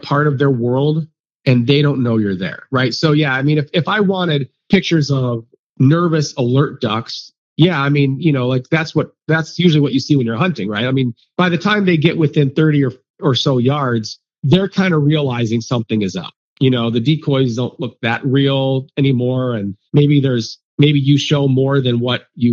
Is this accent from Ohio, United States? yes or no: yes; Ohio, United States; moved away; growing up in Ohio